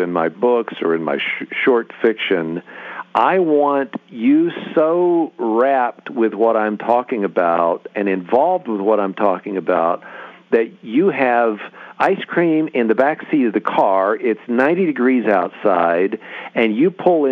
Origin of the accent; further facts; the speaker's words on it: West Virginia, United States; now in Arizona, United States; I grew up in West Virginia, which is a very, my mom was a big reader, but it's an oral culture